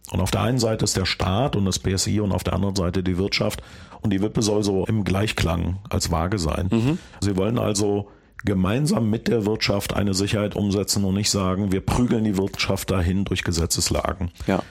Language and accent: German; Bonn, North Rhine-Westphalia, Germany; Ich komme ja aus Bonn. In der Gegend, wo ich wohne